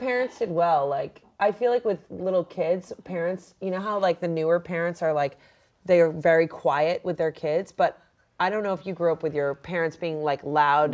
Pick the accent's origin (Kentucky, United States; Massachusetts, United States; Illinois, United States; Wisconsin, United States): Massachusetts, United States; moved away as an adult; now in Los Angeles, United States; I grew up in Massachusetts, and it was always like in winter, it was below freezing